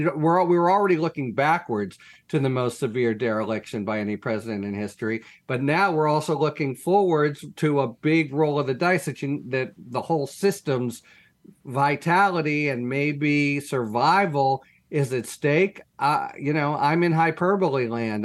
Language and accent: English; Pittsburgh, Pennsylvania, United States; the Tree of Life Massacre, that's my hometown synagogue